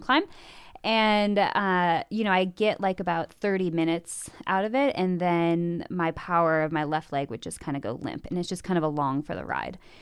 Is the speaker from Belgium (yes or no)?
no; Midwest, United States; Born and raised in the Midwest, uh, youngest of three, two older brothers, grew up on a farm